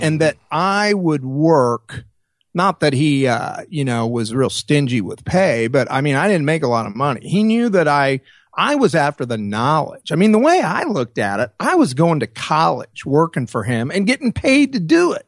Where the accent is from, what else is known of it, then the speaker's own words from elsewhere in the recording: Springfield, Missouri, United States; moved away as an adult; Springfield, which was my hometown